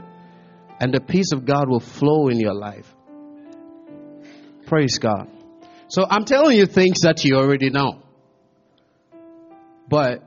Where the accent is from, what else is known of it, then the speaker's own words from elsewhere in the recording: Ghana; also born or lived in America; now in United States; I'm a Ghanaian living in America